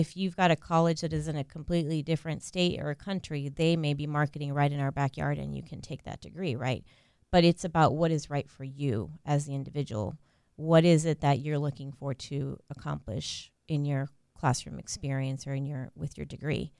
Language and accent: English; Central Florida, United States; also born or lived in Puerto Rico / North Carolina / Australia; So I grew up in Central Florida